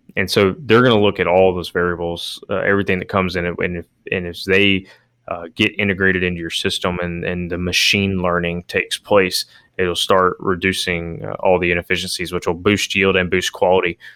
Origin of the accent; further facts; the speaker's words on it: Alabama, United States; growing up in Alabama